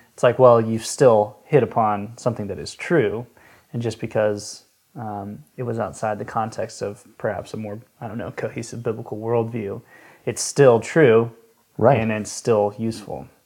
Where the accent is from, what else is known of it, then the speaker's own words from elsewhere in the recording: Atlanta, Georgia, United States; now in Tennessee, United States; I grew up in Atlanta